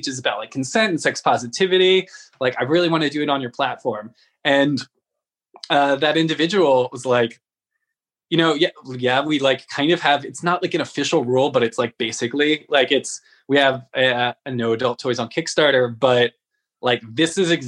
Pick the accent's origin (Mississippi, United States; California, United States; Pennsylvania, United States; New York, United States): California, United States; San Francisco; I'm from San Francisco